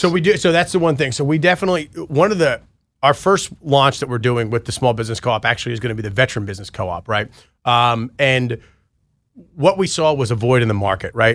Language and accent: English; New York, United States; moved away; I grew up in New York too